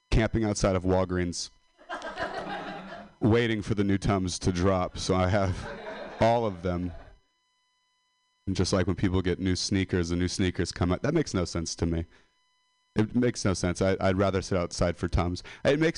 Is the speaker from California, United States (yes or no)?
yes; Modesto, California, United States; I'm a dropout from Modesto.